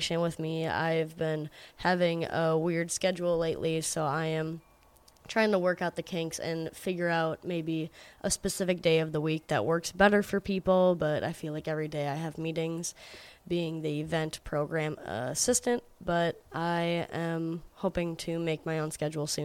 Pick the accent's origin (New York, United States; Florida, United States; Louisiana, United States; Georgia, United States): Georgia, United States; I was born in Georgia, so I am a Georgia peach myself